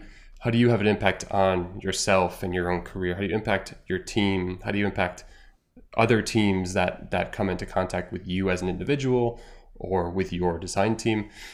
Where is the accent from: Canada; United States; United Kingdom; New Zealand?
United States; moved away as an adult; now in Ireland; as an American in Ireland